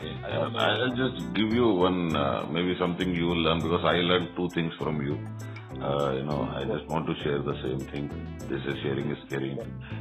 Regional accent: Andhra Pradesh, India; now in Bangalore, India; And I'm also from Andhra.

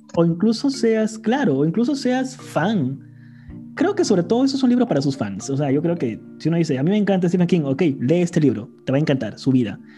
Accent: Iquitos, Loreto, Peru; yo soy de Iquitos y, para los que nos escuchan y no son de Perú, Iquitos es básicamente una isla en medio del Amazonas, en Perú

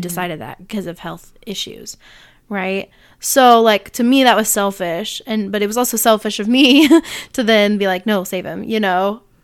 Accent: Illinois, United States; I was born on April eighteenth in Illinois

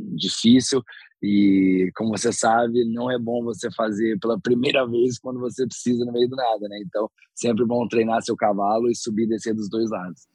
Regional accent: interior of São Paulo, Brazil; moved away; also born or lived in Canada; Eu sou do interior de São Paulo

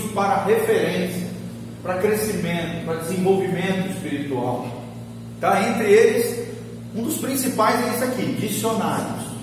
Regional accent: Santa Catarina, Brazil; moved away; Primeira vez que eu ministro na minha cidade natal.

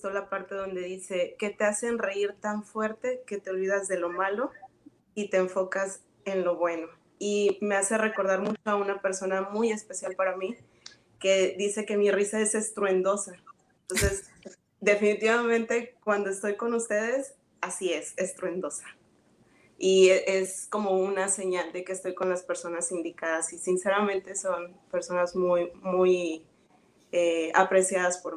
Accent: Tampico, Tamaulipas, Mexico; yo vivo en el estado de Tamaulipas y soy de Tampico.

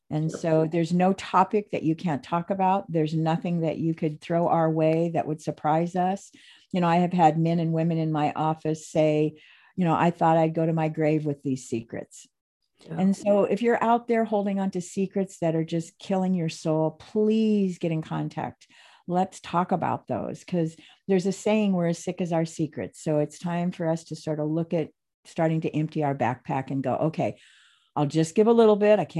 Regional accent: Phoenix, Arizona, United States; I was really blessed when I first moved to the Pacific Northwest because I was from Phoenix, Arizona um, San Diego, Las Vegas.

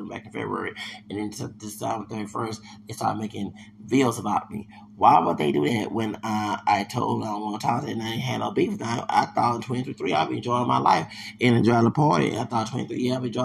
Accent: Houston, Texas, United States; I'm from Houston.

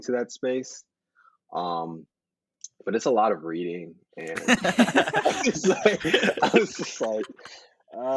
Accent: Kennesaw, Georgia, United States; moved away as an adult; now in Simi Valley, United States; am from Atlanta, Georgia. Well, Kennesaw, to be exact. It's about 30 minutes north of Atlanta

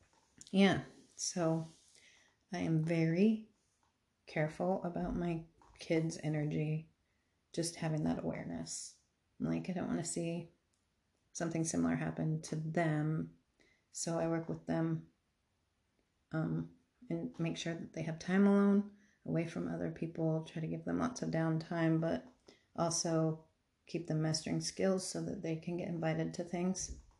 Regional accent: Arizona, United States; I came from Arizona where it's just expansive. Everything's open and it makes me feel super uncomfortable.

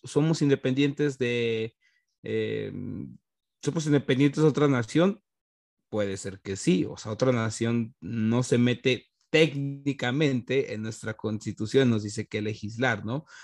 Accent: Mexico

